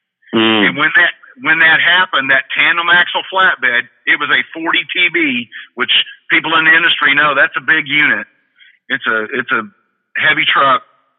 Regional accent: Texas, United States; As we know, I'm originally from Texas, but I've lived all over the country.

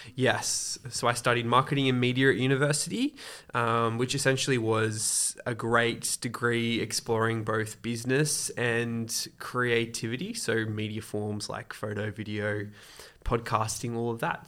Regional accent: Australia; also born or lived in Côte d'Ivoire; I've pretty much grown up mainly in Australia

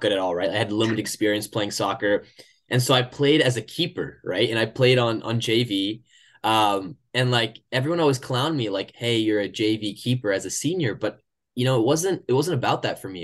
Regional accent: Oklahoma, United States; moved away as an adult; now in Michigan, United States; I come from Oklahoma

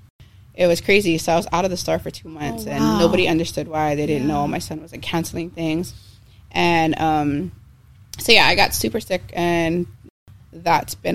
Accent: Kailua, Hawaii, United States; I call Kailua my hometown because I've gone to all schools in Kailua.

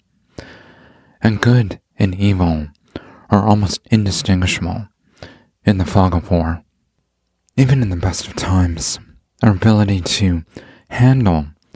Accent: Canada; growing up in Canada

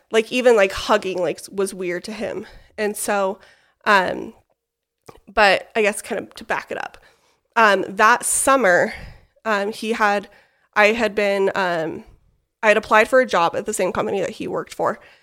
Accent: West Jordan, Utah, United States; I am from West Jordan, Utah, so not too far from here. Born and raised, graduated from West Jordan High School

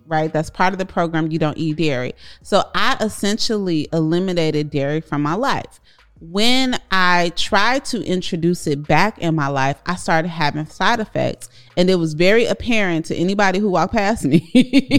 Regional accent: Chicago, Illinois, United States; Corey and I grew up in Chicago, South Side

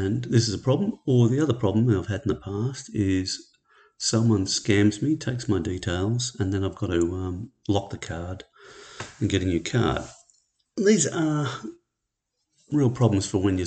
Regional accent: Australia; I'm an Australian

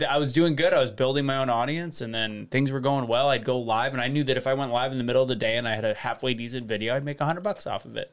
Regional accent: St. Louis, Missouri, United States; born or raised there; also born or lived in Las Vegas, Nevada

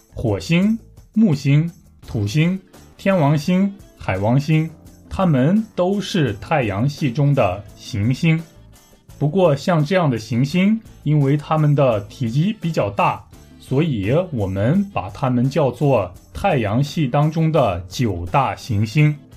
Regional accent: Taiyuan, Shanxi, China; moved away as an adult; now in Busan, South Korea; 我的家乡山西太原

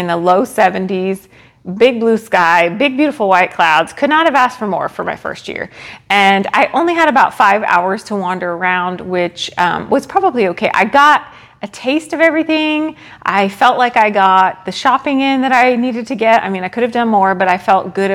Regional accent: Rockville, Maryland, United States; moved away; he lived in Rockville, Maryland. That's where I grew up

